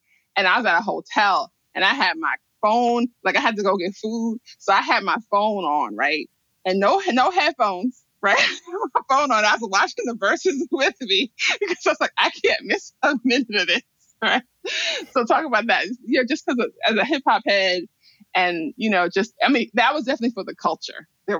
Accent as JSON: {"language": "English", "town": "New York City", "region": "New York", "country": "United States", "said": "I'm from Brooklyn and we're prouder and we're better."}